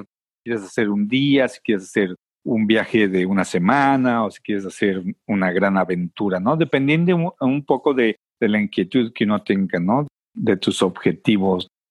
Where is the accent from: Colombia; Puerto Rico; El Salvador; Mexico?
Mexico; Mexico City; moved away as an adult; now in United States; crecí este, en una ciudad muy grande, que sin embargo el medio ambiente, aunque esté modificado, todavía existe, todavía lo ves. Mucha gente eh, al lugar de donde vengo le dice el Valle de México